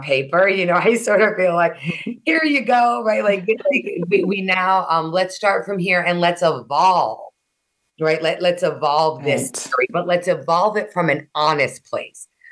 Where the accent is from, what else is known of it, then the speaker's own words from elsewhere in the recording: Honolulu, Hawaii, United States; growing up in Honolulu, Hawaii